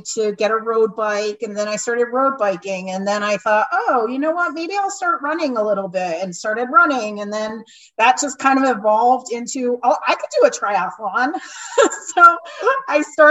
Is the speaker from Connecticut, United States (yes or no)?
yes; right outside of Hartford, central Connecticut, United States; moved away as an adult; also born or lived in Rhode Island; now in Wilmington, United States; I grew up in Connecticut, in central Connecticut, right outside of Hartford.